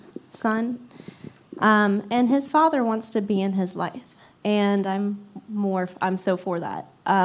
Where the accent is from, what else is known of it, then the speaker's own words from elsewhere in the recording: Cincinnati, Ohio, United States; I am from Cincinnati.